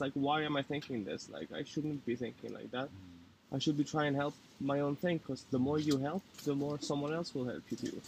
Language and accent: English; Italy; now in Oslo, Norway; I'm from Italy. I'm half French